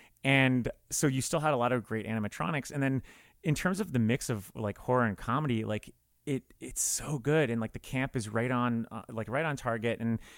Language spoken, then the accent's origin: English; South Florida, United States; So I'm from South Florida, and I am, I'm 36 this year. So I was about 14 years old when this movie came out.